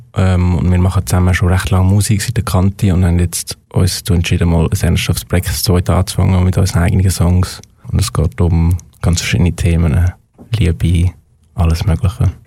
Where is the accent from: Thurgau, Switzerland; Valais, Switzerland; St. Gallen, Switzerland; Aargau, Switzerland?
Aargau, Switzerland; wir sind beide im Aargau aufgewachsen sind beide hier in der Schule